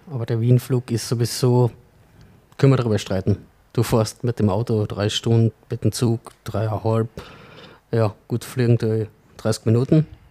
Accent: Sankt Veit an der Glan, Carinthia, Austria; gebürtig aus St. Veit, beziehungsweise aktuell im Klangfahrtshaus

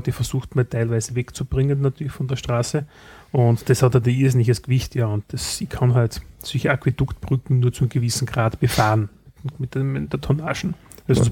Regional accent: Styria, Austria; bei uns in der Steiermark

